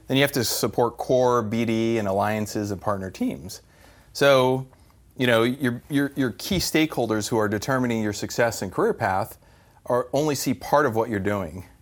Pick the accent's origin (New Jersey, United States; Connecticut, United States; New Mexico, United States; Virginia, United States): New Mexico, United States; also born or lived in California / San Francisco Bay Area; now in Arizona, United States; Always in the Southwest, so New Mexico is where I grew up.